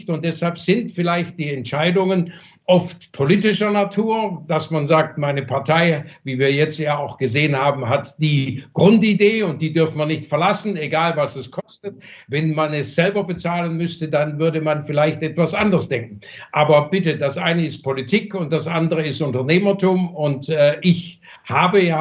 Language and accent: German; Germany; born there; Ich habe hier die Verantwortung, hier bin ich geboren, das ist mein Heimatland und gegenüber meinem Heimatland habe ich auch eine Verantwortung.